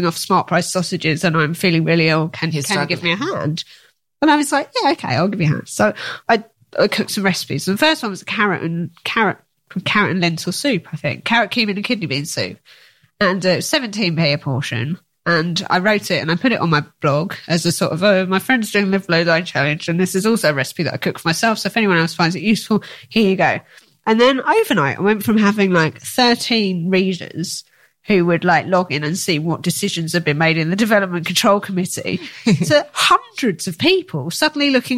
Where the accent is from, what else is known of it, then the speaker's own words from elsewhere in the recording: Essex, East of England, United Kingdom; we're both from Essex, both a bit gobby.